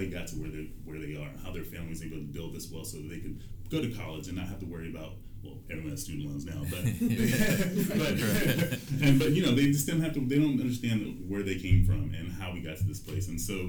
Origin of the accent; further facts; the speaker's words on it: Seattle, Washington, United States; we're from Seattle